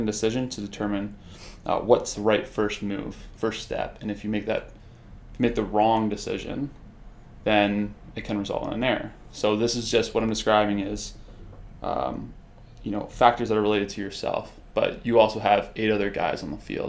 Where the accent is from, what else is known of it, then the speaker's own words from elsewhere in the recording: Mississauga, Ontario, Canada; I grew up in Mississauga, and I started baseball when I was about 11 years old